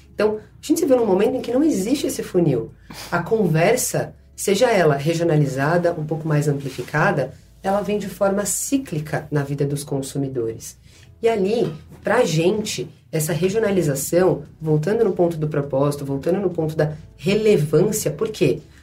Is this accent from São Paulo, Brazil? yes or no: yes; São Paulo, Brazil; Eu sou lá da Zona Leste